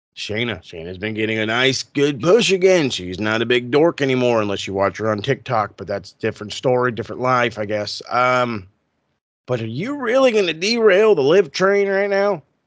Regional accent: United States; as an American fan

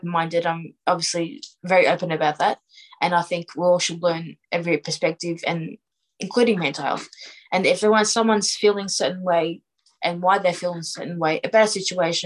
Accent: Melbourne, Victoria, Australia; I brought up in Australia. Like, I'm Australian

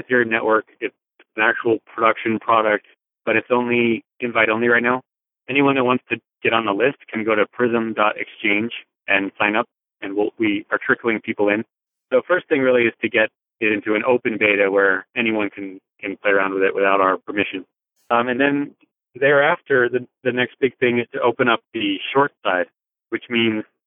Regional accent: United States; as an American

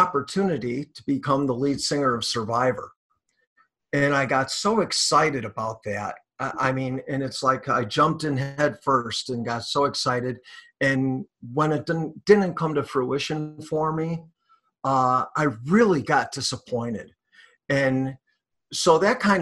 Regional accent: Bellwood, Illinois, United States; also born or lived in Westchester, Illinois; I grew up in the town of Bellwood.

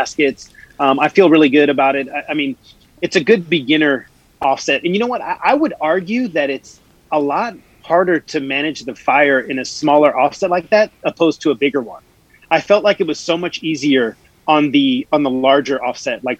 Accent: United States; as an American and being in America

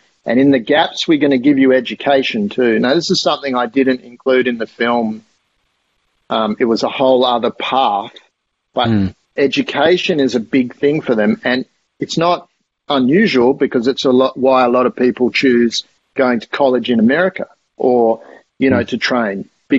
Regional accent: Kenya; the sort of elevated area of Nairobi where if you're not in Iten, then you're here, you know, like as a Kenyan.

